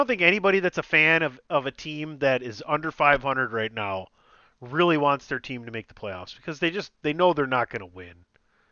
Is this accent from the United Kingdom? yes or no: no; Midwest, United States; I'm old and from the Midwest